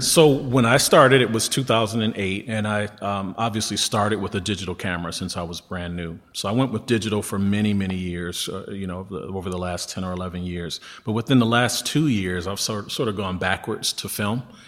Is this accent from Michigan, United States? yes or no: yes; Detroit, Michigan, United States; born and raised in Detroit